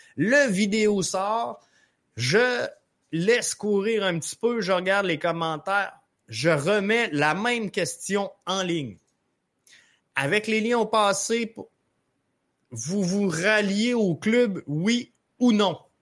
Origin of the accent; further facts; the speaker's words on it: Montreal, Quebec, Canada; chez nous, à Montréal.